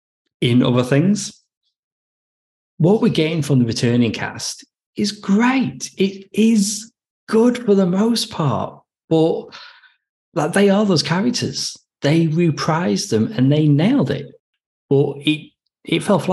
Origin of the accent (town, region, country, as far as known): United Kingdom; now in Australia